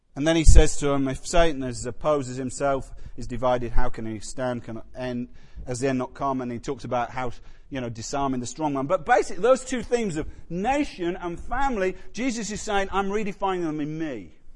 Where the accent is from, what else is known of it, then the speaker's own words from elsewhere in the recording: Yorkshire and the Humber, United Kingdom; I'm from Yorkshire